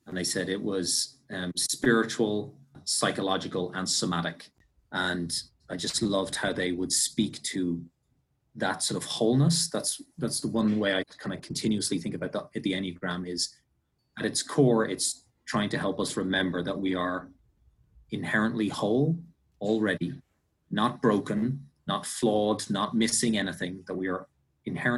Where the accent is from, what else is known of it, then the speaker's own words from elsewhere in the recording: Ireland; I'm Irish.